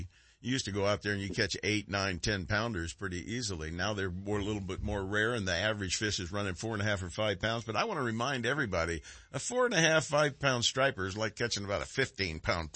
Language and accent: English; Concord, California, United States; I grew up over in Concord